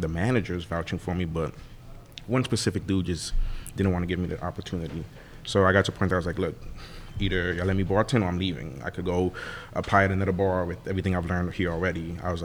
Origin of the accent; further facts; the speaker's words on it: New Orleans, Louisiana, United States; I grew up in Mid-City for 20 years